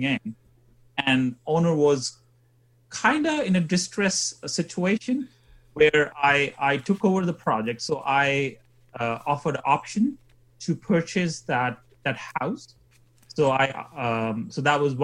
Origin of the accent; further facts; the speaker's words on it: India; moved away as an adult; also born or lived in England / Sheffield; now in Canada; I was born in India, and then I degree in chemical engineering, and then I moved to England to do my further education